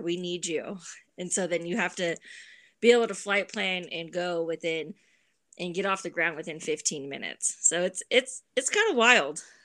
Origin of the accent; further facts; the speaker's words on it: San Bernardino, California, United States; Growing up in Southern California, living five minutes away from San Bernardino